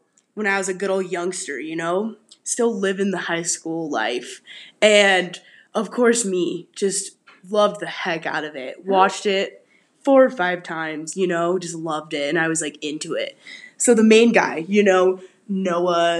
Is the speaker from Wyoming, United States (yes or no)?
yes; Casper, Wyoming, United States; I come from Casper, Wyoming. It's where I was born and raised